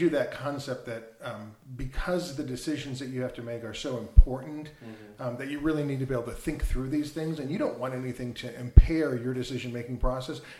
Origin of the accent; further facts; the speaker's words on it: Wisconsin, United States; I grew up in Wisconsin